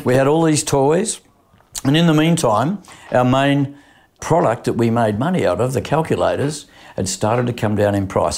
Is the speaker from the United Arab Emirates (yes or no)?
no; Sydney, New South Wales, Australia; also born or lived in Petersham; I grew up in, uh, Concord West initially. We then moved to Petersham